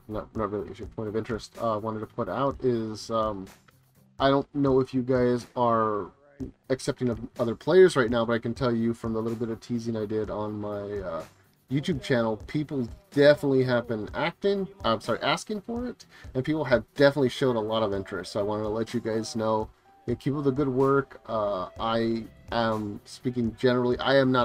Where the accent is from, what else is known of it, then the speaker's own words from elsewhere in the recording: Texas, United States; As a Texan